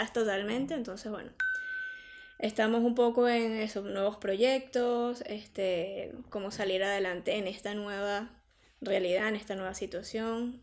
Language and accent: Spanish; Venezuela; moved away as an adult; now in Madrid, Spain; como venezolanas eh, que hemos venido a, a Madrid a o a España a, a reiniciar nuestra vida